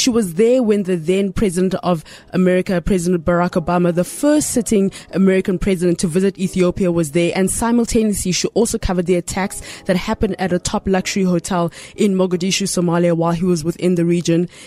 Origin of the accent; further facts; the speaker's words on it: Nigeria; accent: Nigerian; don't make me come pull out my small Niger accent.